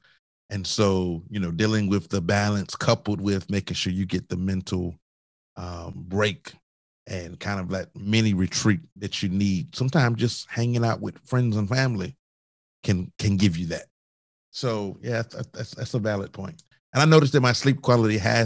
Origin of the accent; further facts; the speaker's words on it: Augusta, Georgia, United States; moved away; also born or lived in Charleston, South Carolina; I grew up in Augusta, Georgia, as you know. So I didn't grow up near the ocean